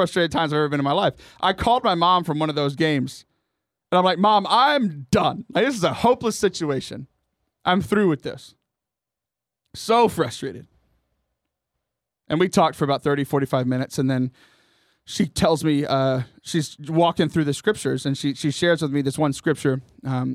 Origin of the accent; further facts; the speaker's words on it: Houston, Texas, United States; I grew up in the Diocese of Galveston, Houston